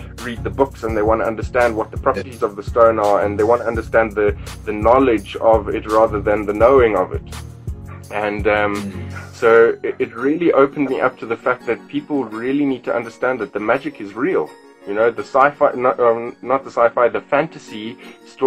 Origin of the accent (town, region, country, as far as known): South Africa; born or raised there